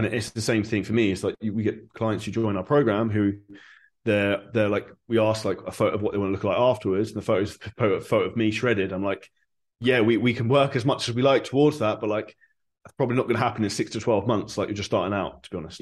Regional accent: Surrey, South East England, United Kingdom; moved away as an adult; now in Dubai, United Arab Emirates; I'm originally from Surrey, just outside of London

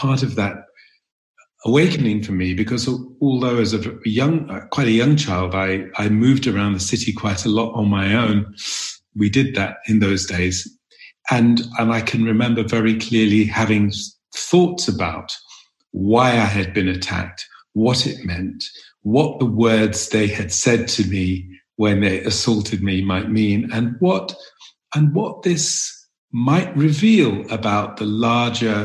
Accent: London, United Kingdom; I grew up in North London

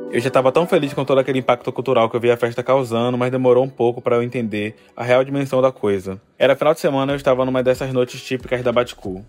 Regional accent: Salvador, Bahia, Brazil; Eu nasci e vivo em Salvador

